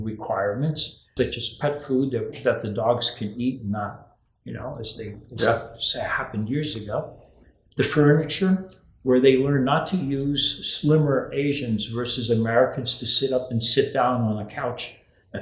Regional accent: Rio de Janeiro, Brazil; moved away; when I was growing up in Brazil, you know, as you know, I grew up in Rio de Janeiro

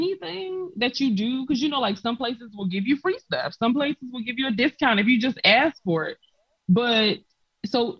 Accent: South Carolina, United States; moved away as an adult; now in Poland; I was born and raised in South Carolina

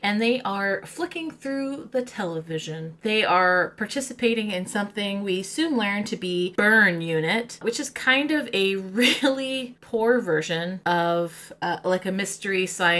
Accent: England, United Kingdom; I'm from England

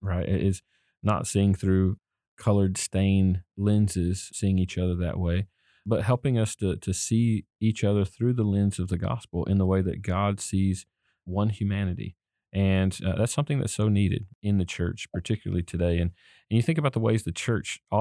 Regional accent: the South, United States; I grew up in the South

